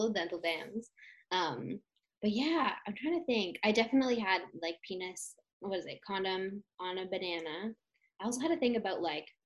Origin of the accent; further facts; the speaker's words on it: Toronto, Ontario, Canada; I grew up in Toronto